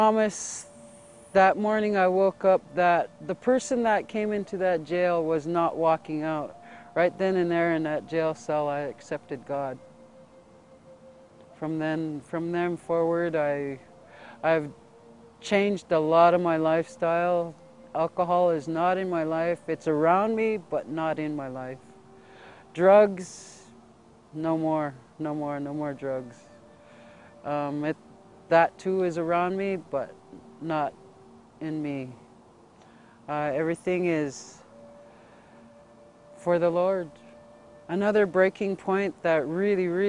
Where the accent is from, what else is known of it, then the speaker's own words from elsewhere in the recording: Fort Belknap Indian Reservation, north central Montana, United States; I'm from the Fort Belknap Indian Reservation in north central Montana. I grew up pretty much impoverished